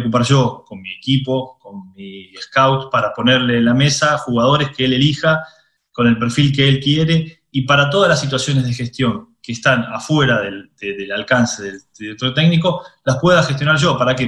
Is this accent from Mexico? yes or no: no; Argentina; moved away as an adult; also born or lived in Italy; yo crecí eh, futbolísticamente en Argentina, pero mentalmente maduré en Italia hice 15 años de Italia.